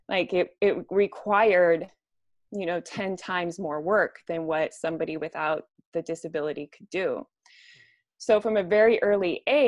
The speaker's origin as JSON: {"language": "English", "town": "Spokane", "region": "Washington", "country": "United States", "tie": "born or raised there", "said": "I grew up in Spokane, Washington."}